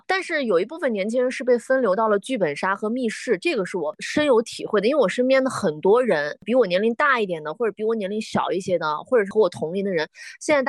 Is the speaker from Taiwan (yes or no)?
no; Dunhuang, Gansu, China; moved away; 送给大家这首歌的创作源泉就来自我的家乡酒泉敦煌。